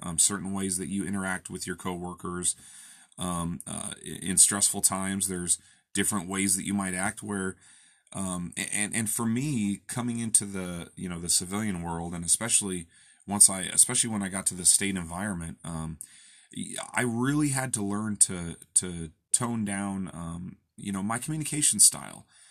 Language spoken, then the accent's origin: English; Olympia, Washington, United States; I'm from Olympia